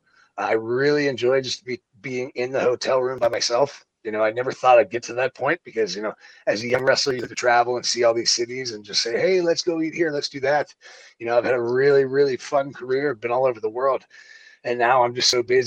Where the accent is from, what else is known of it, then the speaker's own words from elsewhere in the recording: Pittsburgh, Pennsylvania, United States; moved away as an adult; also born or lived in Florida; I grew up in Pittsburgh.